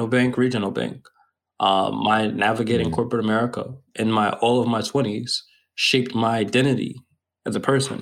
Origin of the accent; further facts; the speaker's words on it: United States; somebody who's American and entitled in my being American